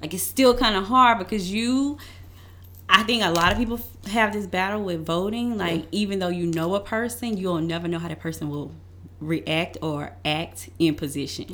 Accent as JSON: {"language": "English", "region": "Louisiana", "country": "United States", "moved": "yes", "said": "I am from Louisiana"}